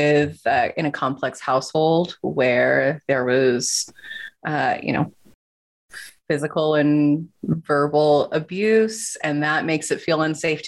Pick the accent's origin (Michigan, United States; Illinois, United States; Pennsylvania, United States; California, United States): California, United States; Southern; also born or lived in Utah / Los Angeles; I actually went to college in Utah, even though I am from Southern California